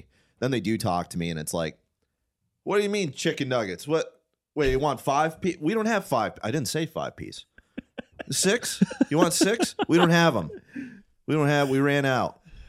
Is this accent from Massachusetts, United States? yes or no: no; Detroit, Michigan, United States; I grew up in Detroit